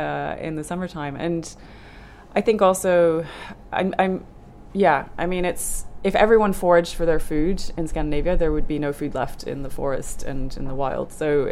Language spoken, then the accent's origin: English; Germany; born there; I wasn't born in Norway, so that wouldn't have helped. I was born in Germany.